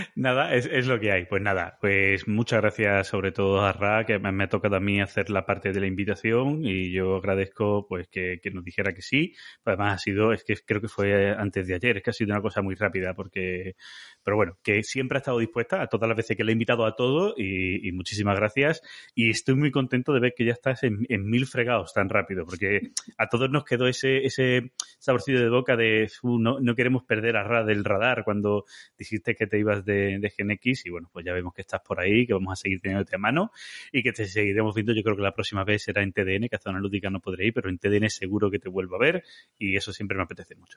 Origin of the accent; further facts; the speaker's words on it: Andalusia, Spain; aquí en mi tierra en Andalucía